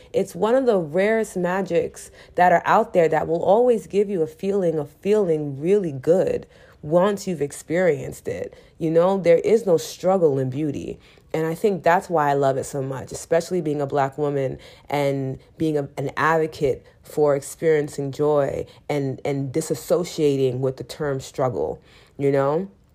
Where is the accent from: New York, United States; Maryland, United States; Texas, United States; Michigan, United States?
New York, United States; New York City; I'm still from New York City